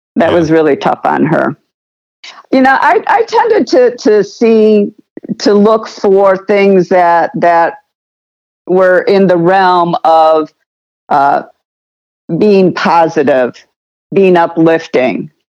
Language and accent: English; United States